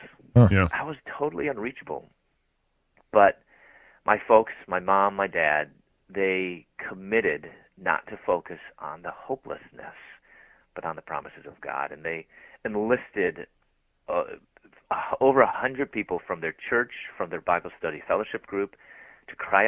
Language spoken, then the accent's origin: English; Chicago, Illinois, United States; moved away as an adult; also born or lived in Louisville, Kentucky; I'm from Chicago, and I moved to Louisville, Kentucky to go to graduate school